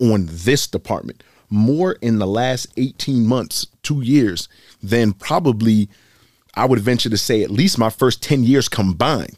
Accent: Boston, Massachusetts, United States; I'm born and raised in Boston.

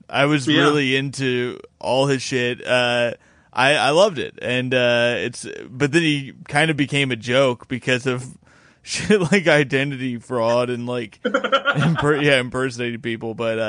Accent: Bloomington, Indiana, United States; It's in Bloomington, my hometown.

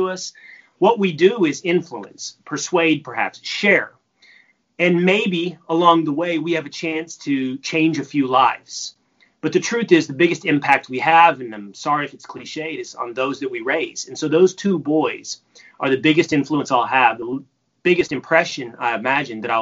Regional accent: Texas, United States; I'm from Texas

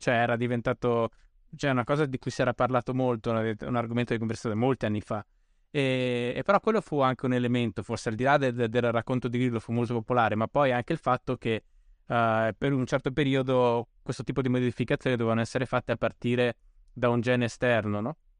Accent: Bolzano, Trentino-Alto Adige, Italy; now in Rome, Italy; io sono originario di Bolzano, ah. vivo, vivo, a Roma

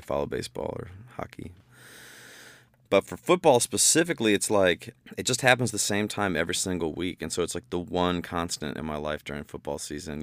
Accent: Bowling Green, Ohio, United States; I'm from Bowling Green, Ohio

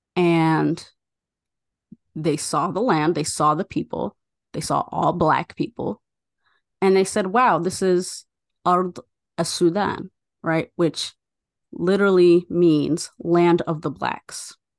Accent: United States; now in Chicago, United States; I am born and raised in the U S and that I have an American passport

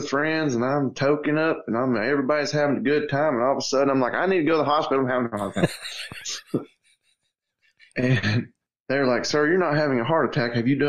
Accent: Georgia, United States; born or raised there

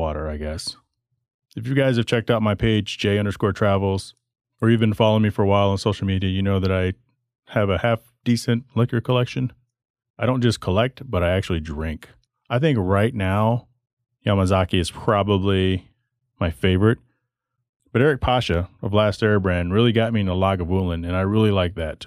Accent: Texas, United States; also born or lived in Michigan; now in Arizona, United States; I grew up in Texas

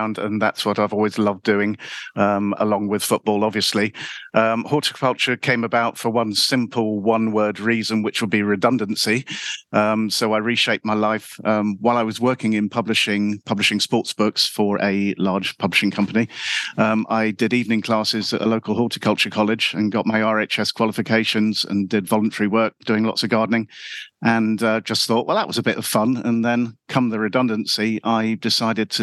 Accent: London, United Kingdom; accent: London; I'm from Wimbledon. I'm a Wimbledon boy

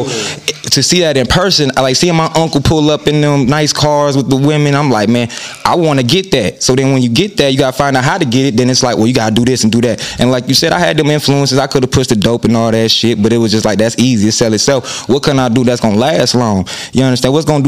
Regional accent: Fort Wayne, Indiana, United States; Man, it was different, man. You know, because Fort Wayne, like, in the early, you know, because I'm born in 94

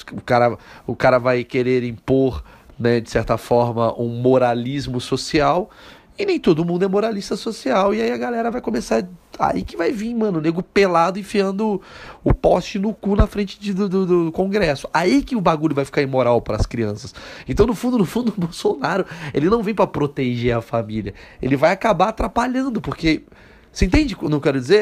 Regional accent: Brazil; eu nasci no Brasil

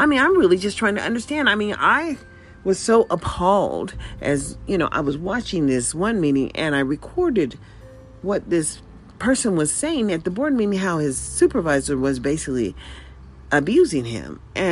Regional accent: United States; I was born in the USA

